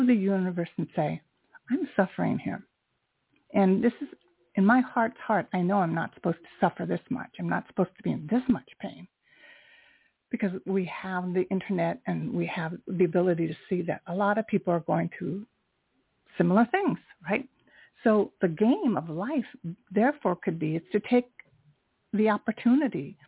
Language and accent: English; United States; I am Japanese American